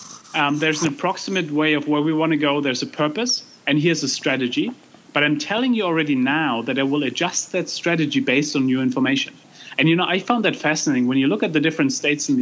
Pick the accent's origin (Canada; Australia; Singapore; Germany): Germany; I grew up in Germany.